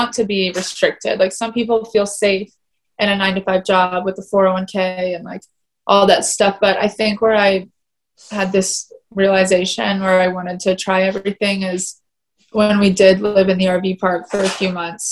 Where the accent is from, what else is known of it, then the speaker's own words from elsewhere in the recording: Atlanta, Georgia, United States; also born or lived in South Carolina; I grew up in Atlanta, which is more fashionable.